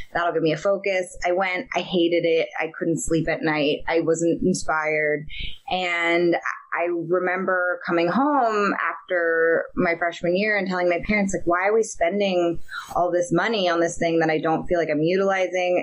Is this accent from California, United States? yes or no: yes; Marin County, California, United States; I grew up in Marin County, which is across the Golden Gate Bridge from San Francisco